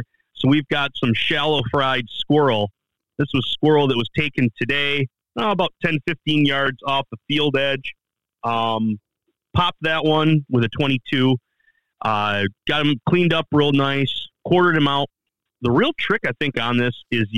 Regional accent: Michigan, United States; I'm from the Midwest, and I'm still a Michigan boy

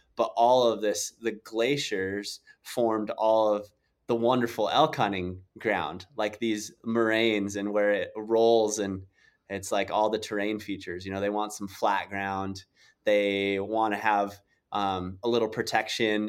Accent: South Dakota, United States; I grew up in South Dakota

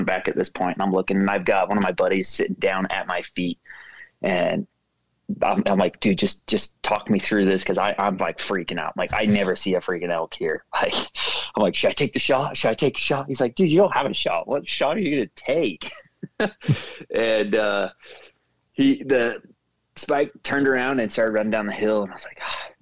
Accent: St. George, Utah, United States; I'm born and raised in St. George, Utah, so it's very hot in the summer here

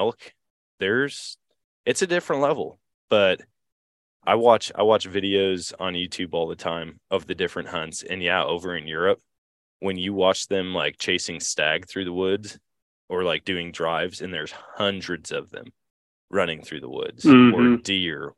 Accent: Eau Claire, Wisconsin, United States; moved away; I grew up in Wisconsin or in Eau Claire

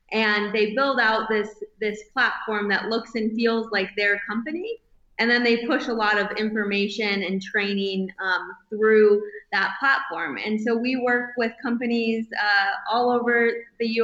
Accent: northern Michigan, United States; moved away as an adult; also born or lived in Colorado / California; now in Bozeman, United States; growing up in northern Michigan, we did all of the outdoor things that you would expect

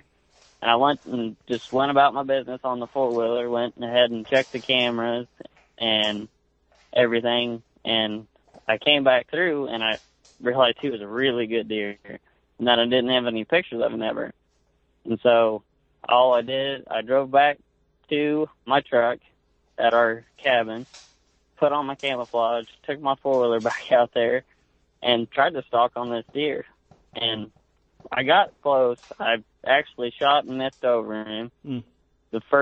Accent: Ringwood, Oklahoma, United States; I'm from Northwest Oklahoma, a small town called Ringwood. I grew up here since I was, I think I've lived here since I was 3

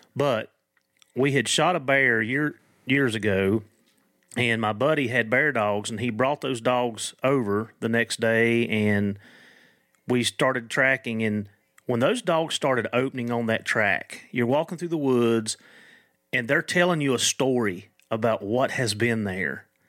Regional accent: Appalachia, United States; accent: Appalachian American; my Appalachian American

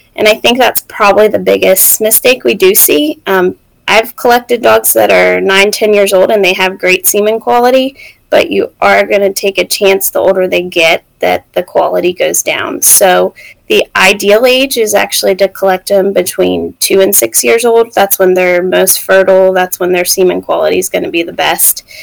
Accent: West Virginia, United States; moved away as an adult; also born or lived in Mississippi; we're both from West Virginia. Um, we grew up like 30 minutes apart

